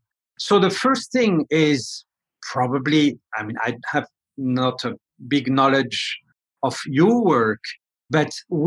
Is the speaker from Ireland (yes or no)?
no; France; moved away; I come from France.